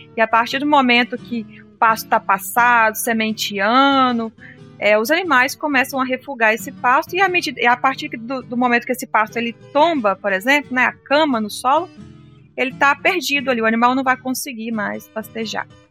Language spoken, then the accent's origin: Portuguese; Minas Gerais, Brazil; lá na minha região em Minas, as áreas de morro